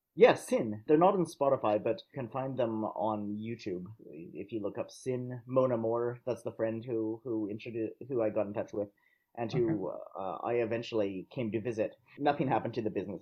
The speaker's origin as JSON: {"language": "English", "country": "Canada", "moved": "yes", "lives_now": "Vienna, Austria", "said": "I'm originally from Canada, but I live and work in Austria."}